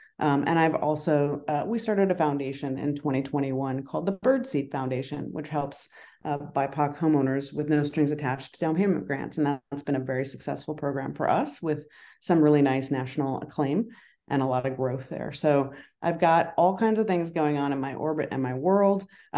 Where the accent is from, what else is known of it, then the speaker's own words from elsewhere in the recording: Colorado, United States; also born or lived in Idaho; growing up in Colorado, Idaho, and around the Western states, I spent time with my grandmother who lived on a farm in Colorado